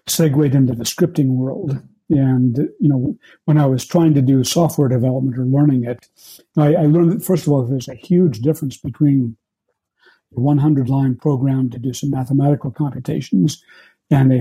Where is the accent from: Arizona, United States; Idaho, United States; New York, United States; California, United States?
Idaho, United States; I grew up in Idaho and went to the University